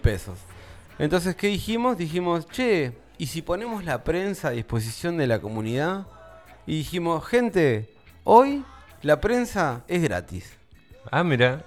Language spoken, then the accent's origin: Spanish; Buenos Aires, Argentina; now in Tandil, Argentina; De Buenos Aires